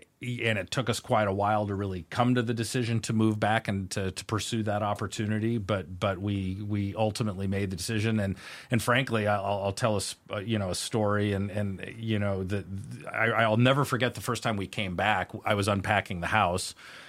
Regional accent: Spokane, Washington, United States; I was born and raised here in Spokane, Washington.

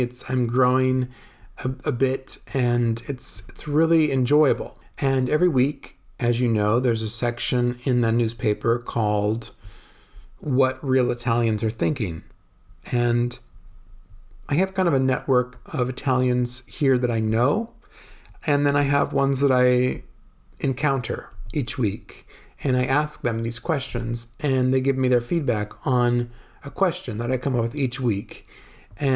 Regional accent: California, United States; moved away as an adult; now in Veneto, Italy; I grew up in California

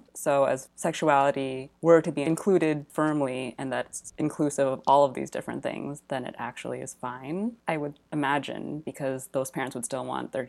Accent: California, United States; now in New York, United States; In California.

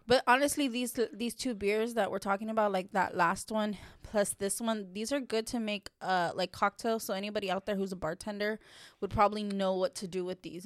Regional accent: Texas, United States; I grew up here in Texas

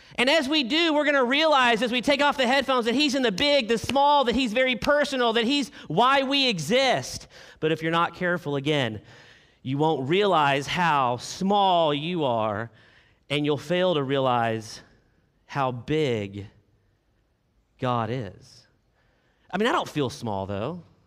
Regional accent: Arkansas, United States; I am from Arkansas

